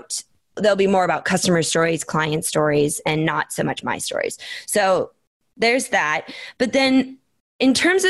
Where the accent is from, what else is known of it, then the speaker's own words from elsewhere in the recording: Minnesota, United States; moved away; also born or lived in Phoenix, Arizona; I grew up in Minnesota